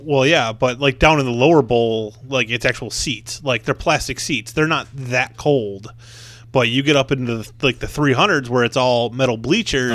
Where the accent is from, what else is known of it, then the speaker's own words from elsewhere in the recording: Buffalo, New York, United States; I'm from Buffalo